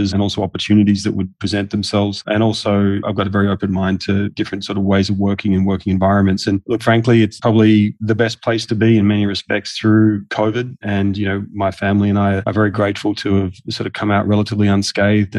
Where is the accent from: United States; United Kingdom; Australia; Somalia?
Australia; accent: Australian; moved away as an adult; also born or lived in Singapore; now in United Arab Emirates; I'm Australian, as you can tell by my accent.